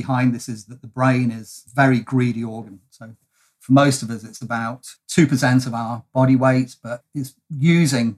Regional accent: United Kingdom; now in Melbourne, Australia; I am a POM from the UK originally

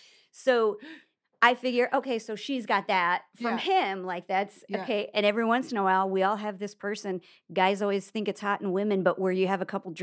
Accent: Nebraska, United States; Well, I'm from Nebraska.

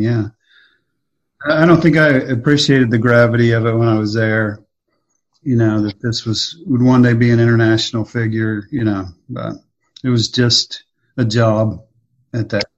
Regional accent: Oklahoma, United States; also born or lived in Texas / Dallas Fort Worth / Omaha; now in Missouri, United States; I grew up in Oklahoma

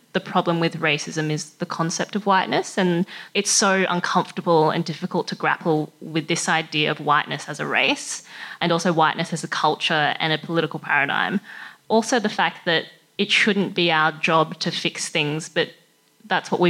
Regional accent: Sunshine Coast, Queensland, Australia; I was born and grew up on the Sunshine Coast in Queensland

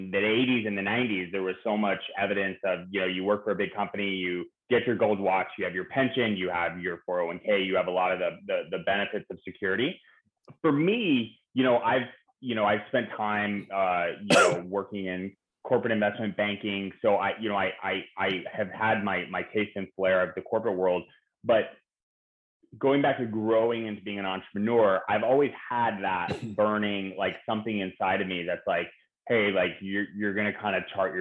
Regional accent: San Francisco Bay Area, California, United States; now in Los Angeles, United States; I grew up in the San Francisco Bay Area

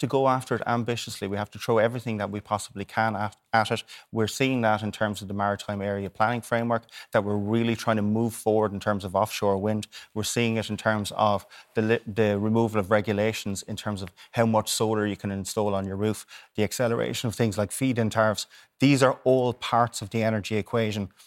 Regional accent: Waterford, Munster, Ireland; I'm from Waterford

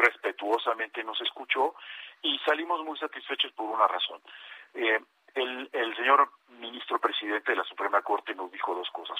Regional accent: Mexico; como mexicano

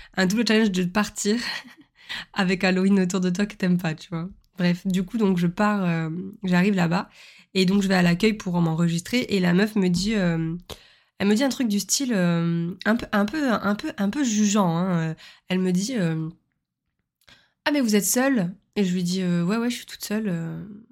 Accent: the South, southern France, France; je suis une sudiste

